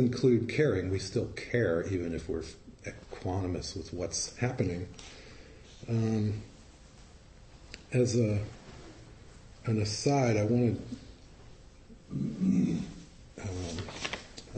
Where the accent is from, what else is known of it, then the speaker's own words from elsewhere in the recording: Virginia, United States; I'm from the South. I'm from Virginia